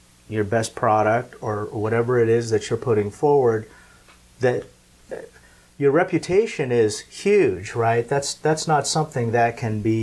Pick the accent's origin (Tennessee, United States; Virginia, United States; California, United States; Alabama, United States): California, United States; Southern; also born or lived in Philippines; I was born in the Philippines. I grew up in Southern California